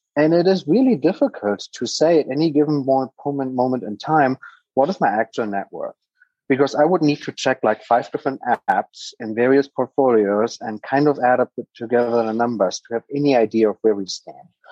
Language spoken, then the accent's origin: English; Germany; English is a second language; moved away as an adult; now in United States; I am a native German. I grew up in Germany for my first 19 years of my life. I'm now based in America